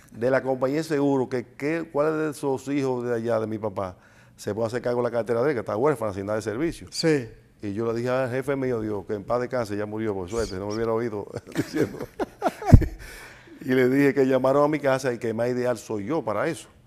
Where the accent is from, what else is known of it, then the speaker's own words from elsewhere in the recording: Santiago de los Caballeros, Santiago, Dominican Republic; oriundo? Santiaguero. Sí. Nacido en Santiago. 100%.